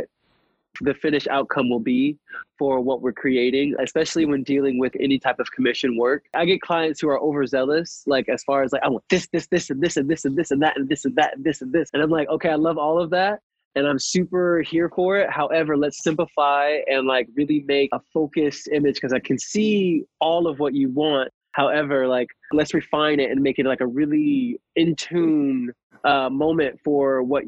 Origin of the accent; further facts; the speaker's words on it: Atlanta, Georgia, United States; also born or lived in Ohio; growing up in Atlanta, I'm originally from Ohio, but like we moved here in 2001